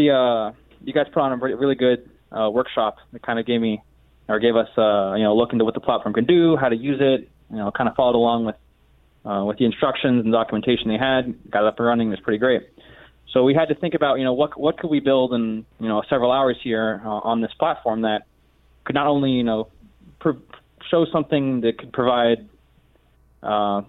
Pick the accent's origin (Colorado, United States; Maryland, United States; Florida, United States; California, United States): Florida, United States; St. Petersburg; also born or lived in Melbourne, Florida; I'm originally from St. Petersburg, Florida